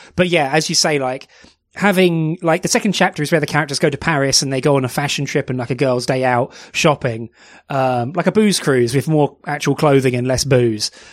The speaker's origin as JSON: {"language": "English", "country": "United Kingdom", "said": "You can tell we're British"}